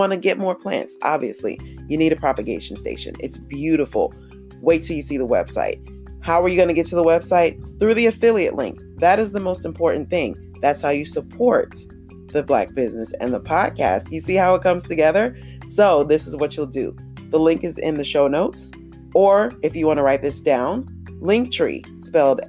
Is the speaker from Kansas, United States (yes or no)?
no; Jacksonville, Florida, United States; growing up in Jacksonville, Florida